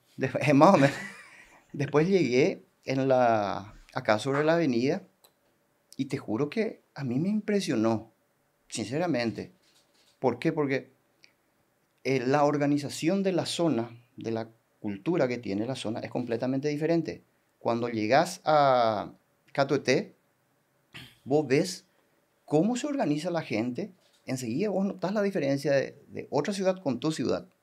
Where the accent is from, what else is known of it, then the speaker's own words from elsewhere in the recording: Coronel Oviedo, Caaguazú, Paraguay; moved away as an adult; now in Salto del Guairá, Paraguay; Yo soy de Coronel Oviedo